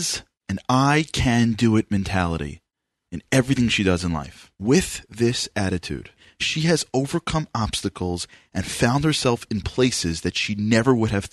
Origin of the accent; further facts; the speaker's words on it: New York, United States; because I'm from New York